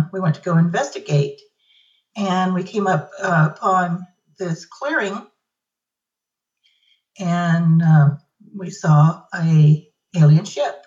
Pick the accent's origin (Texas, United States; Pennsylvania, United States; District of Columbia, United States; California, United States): California, United States; also born or lived in Northern Nevada; now in Nevada, United States; I live in Northern Nevada now, born and raised in California